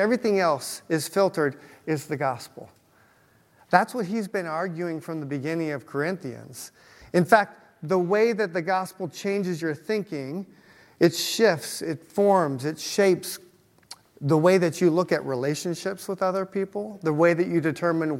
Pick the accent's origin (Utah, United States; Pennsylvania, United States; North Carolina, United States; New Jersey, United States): Utah, United States; now in Cincinnati, United States; where I grew up in Utah